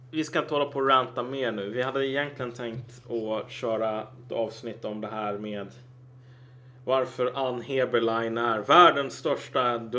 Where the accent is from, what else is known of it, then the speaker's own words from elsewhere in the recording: Cameroon; bara, jag kommer från Kamerun. Det är fan inte samma grej